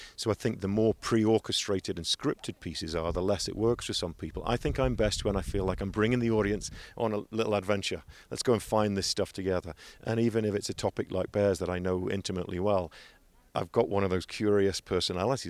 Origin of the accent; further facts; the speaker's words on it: England, United Kingdom; moved away; I'm eighteen from England.